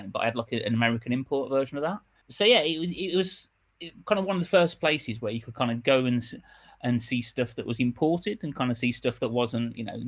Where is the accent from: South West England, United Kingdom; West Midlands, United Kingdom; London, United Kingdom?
West Midlands, United Kingdom; Birmingham; I grew up in Birmingham, hence the accent